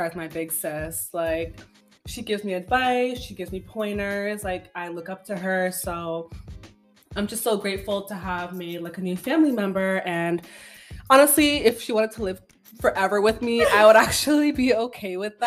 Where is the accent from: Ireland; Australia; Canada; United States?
Canada; I'm African background speaking, but at the end of the day, I was born and raised in Canada